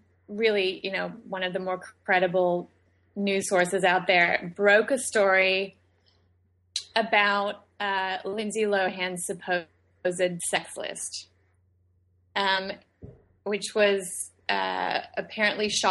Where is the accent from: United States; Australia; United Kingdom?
Australia; moved away; I was born and raised in Australia.